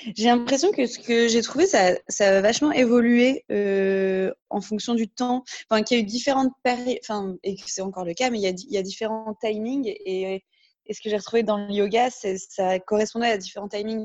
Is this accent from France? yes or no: yes; north of France, France; moved away as an adult; also born or lived in Paris / Cape Town, South Africa; je viens du nord de la France à la base, où j'ai fait du coup une partie de mes études